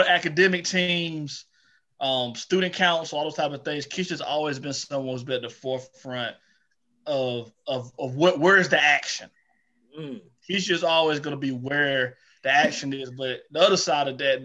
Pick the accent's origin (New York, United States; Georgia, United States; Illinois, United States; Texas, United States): Georgia, United States; Eatonton; growing up in Edenton, Georgia